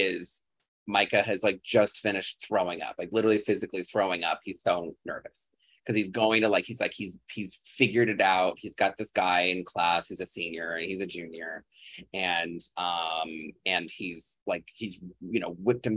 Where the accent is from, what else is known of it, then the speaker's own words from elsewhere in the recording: Chicago suburbs, Illinois, United States; I'm from the Chicago suburbs where I grew up.